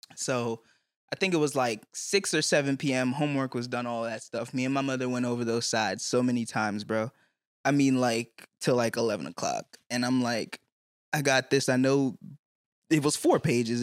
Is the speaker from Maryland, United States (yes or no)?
yes; Clinton, Maryland, United States; also born or lived in Newton, Massachusetts; I was raised in Prince George's County, Maryland